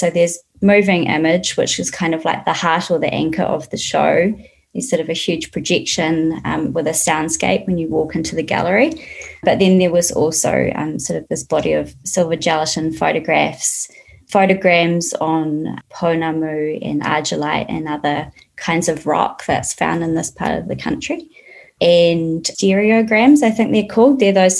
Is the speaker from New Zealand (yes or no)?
yes; South Island, New Zealand; now in Christchurch, New Zealand; I grew up in the South Island and I've just relocated down here.